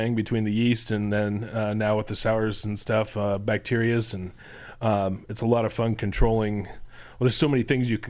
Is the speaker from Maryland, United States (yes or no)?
no; Lincoln, Nebraska, United States; Lincoln, born and raised